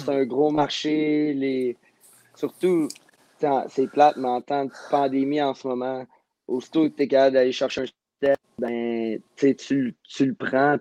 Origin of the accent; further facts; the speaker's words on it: Montreal, Quebec, Canada; je viens, je viens de Montréal